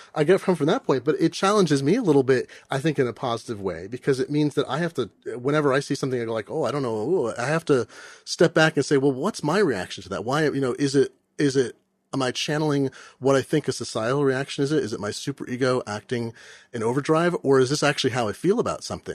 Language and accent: English; Eugene, Oregon, United States; now in Seattle, United States; I grew up in Eugene